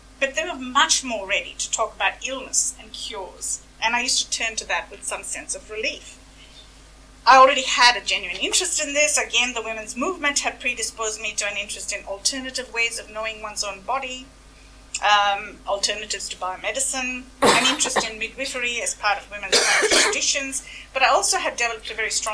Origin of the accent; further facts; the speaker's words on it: Delhi, India; moved away; being brought up a Hindu, as an upper caste Hindu, growing up in Delhi